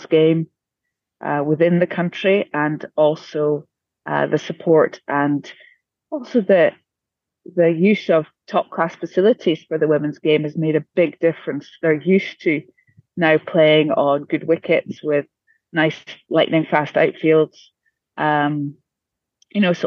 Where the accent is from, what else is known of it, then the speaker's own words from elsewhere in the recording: Scotland, United Kingdom; I'm a Scot